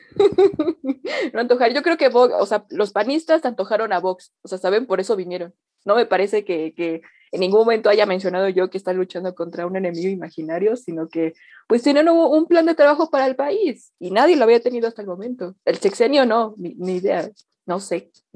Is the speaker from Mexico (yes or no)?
yes; Mexico; mi nación, en mi patria, ¿no? De donde yo nací